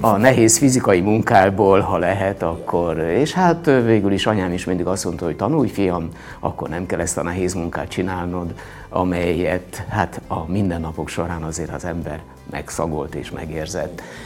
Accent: Monok, Borsod-Abaúj-Zemplén, Hungary; also born or lived in Miskolc / Budapest; az a hely, ahol születtem, visszajöttem

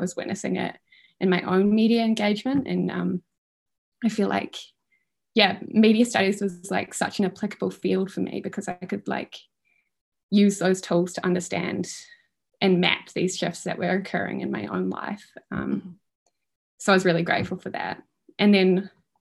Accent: Auckland, New Zealand; moved away as an adult; also born or lived in Wellington; I'm from Auckland originally, and I moved to Wellington to go to uni

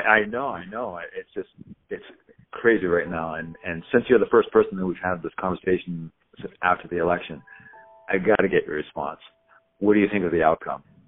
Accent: California, United States; I'm from California

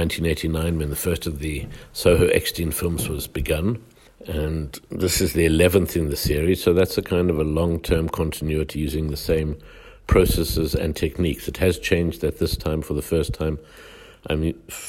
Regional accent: Johannesburg, Gauteng, South Africa; how apartheid worked, which was what I grew up in South Africa

